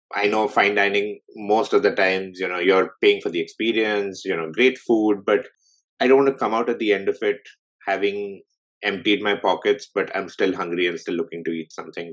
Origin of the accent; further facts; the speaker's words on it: Delhi, India; moved away as an adult; now in Toronto, Canada; I grew up in India. I was in Delhi all my life.